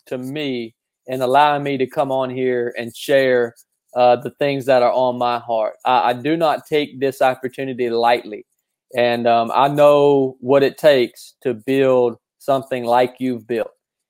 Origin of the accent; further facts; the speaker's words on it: Appalachia, United States; I grew up in the Appalachian Mountains.